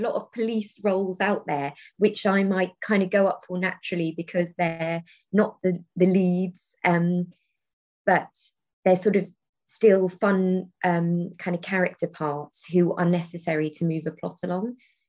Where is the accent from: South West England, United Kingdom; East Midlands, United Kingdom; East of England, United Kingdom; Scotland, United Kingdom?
South West England, United Kingdom; Taunton; It's really funny because growing up in Taunton, there is a theatre in Taunton called The Brew House. But it's, you know, and not a lot of things were taught at Taunton.